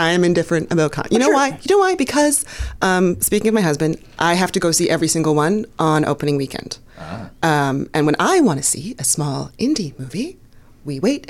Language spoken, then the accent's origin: English; Toronto, Ontario, Canada; moved away as an adult; now in United States; I'm from Toronto.